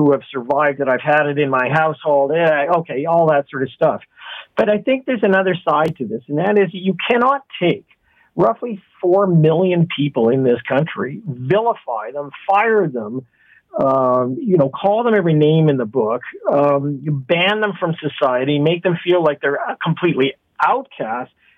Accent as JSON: {"language": "English", "country": "Canada", "said": "I'm disappointed as a Canadian"}